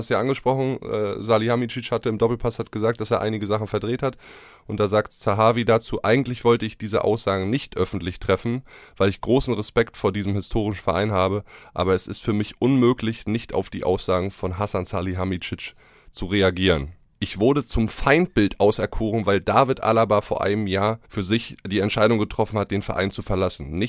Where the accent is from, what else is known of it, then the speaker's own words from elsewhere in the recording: Brandenburg, Germany; Der ist so hoch geflogen wie der märkische Adler aus meiner Heimat Brandenburg.